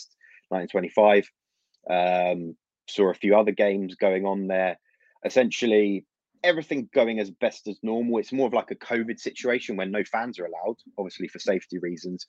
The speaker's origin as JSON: {"language": "English", "region": "London", "country": "United Kingdom", "tie": "born or raised there", "said": "I'm not born in Ukraine, but I am born and raised in London, but I've got Ukrainian family"}